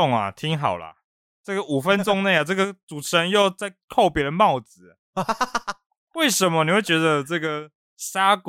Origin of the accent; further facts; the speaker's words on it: Guangxi, China; 我是广西来啊啊，你以为中国人是怎样？